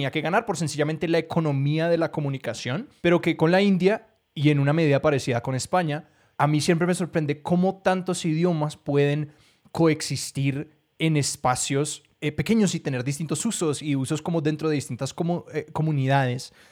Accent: Colombia; una persona que viene de Colombia y de Latinoamérica, un país que, y un, continente que en mayoría habla español

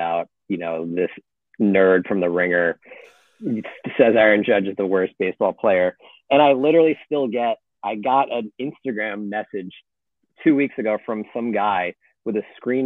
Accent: United States; being American

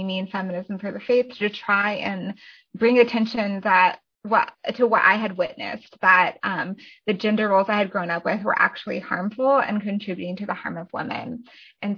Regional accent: Colorado, United States; now in Athens, Georgia, United States; my husband and I live in Athens, Georgia, so Northeast Georgia, and I am originally from Colorado

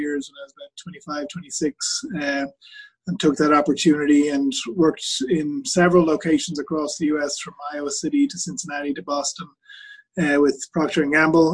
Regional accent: Dublin, Leinster, Ireland; moved away as an adult; now in United States; So I'm born and raised in Ireland, and hopefully there's a small bit of an accent left there. Been in the States for about 17 years

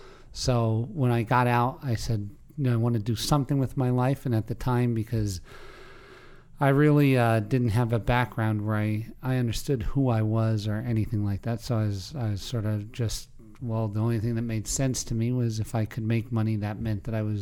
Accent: Pennsylvania, United States; In Pennsylvania.

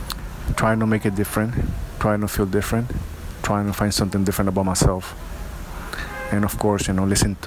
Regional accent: Honduras; moved away; also born or lived in New Jersey, United States / Havana, Cuba; I'm from Honduras. I lived in Jersey, the east coast of the United States.

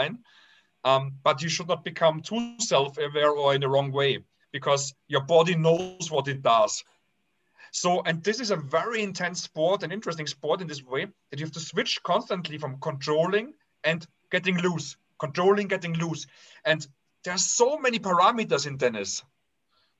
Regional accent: Austria; I was raised in the Austrian paradise in a very harmonic family

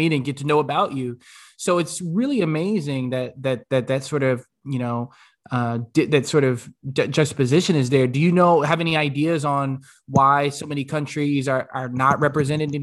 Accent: United States; I was born in the States

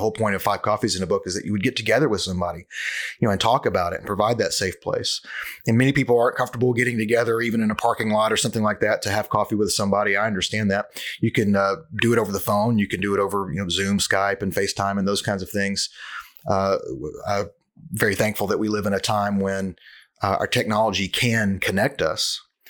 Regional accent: Cleveland, Ohio, United States; also born or lived in Memphis, United States; You know, I'm from Cleveland, but I live in another town. I lived in Memphis for a long time.

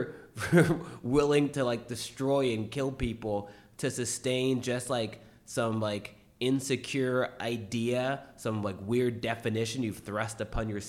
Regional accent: United States; I'm just American. Like, I'm here all the time. Like, I'm only from here.

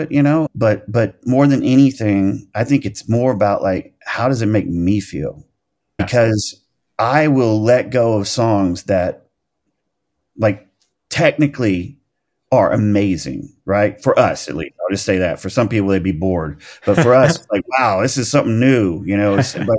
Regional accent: El Dorado, Arkansas, United States; I mean, that was like even people from my hometown in El Dorado, Arkansas would understand that.

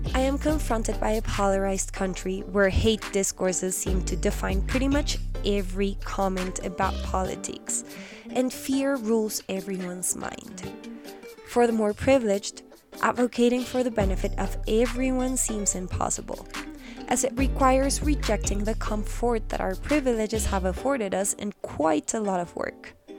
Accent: Colombia; my home country of Colombia

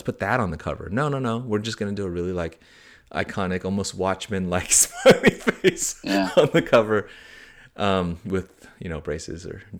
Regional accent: San Francisco, California, United States; childhood growing up in San Francisco and so on.

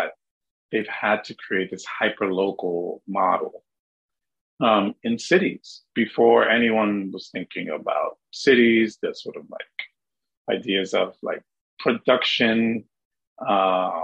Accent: Dominican Republic; moved away; growing up in the Dominican Republic

